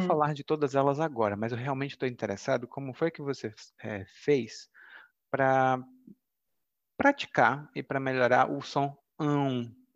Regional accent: Brazil; first language Portuguese; Eu sou brasileiro, e hum? isso quer dizer que no Brasil eu aprendi português

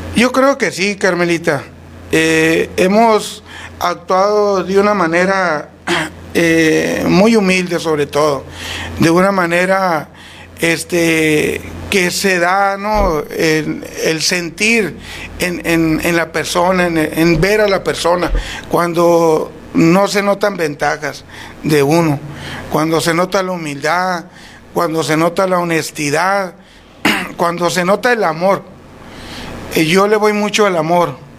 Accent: Huatabampo, Sonora, Mexico; moved away as an adult; now in Etchojoa, Mexico; Soy nacido en Guatabampo, pero prácticamente cuando salgo del Cebetis

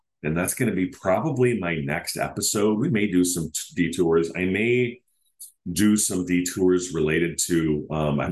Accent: United States; I'm an American man

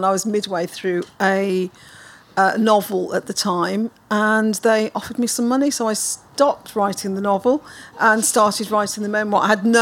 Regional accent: Birmingham, West Midlands, United Kingdom; I was born in 1960 in Birmingham

